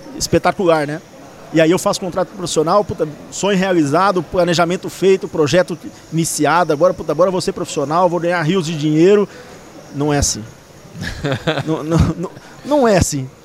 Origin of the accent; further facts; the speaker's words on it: Presidente Prudente, São Paulo, Brazil; Eu sou de Presidente Prudente